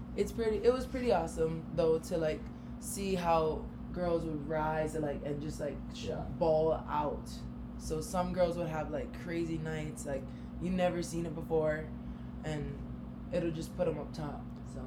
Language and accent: English; Hawaii, United States; moved away as an adult; also born or lived in Minneapolis / Arizona; this really small town Hawaii girl